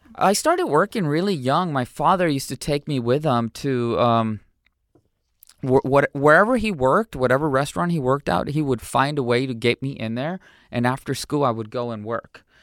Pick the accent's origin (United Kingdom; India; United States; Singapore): United States; San Diego, California; also born or lived in Cotija, Michoacán, Mexico; I was raised in San Diego, California